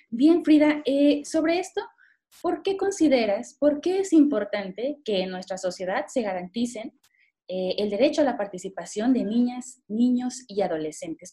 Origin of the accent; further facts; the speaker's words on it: Mexico; nuestro país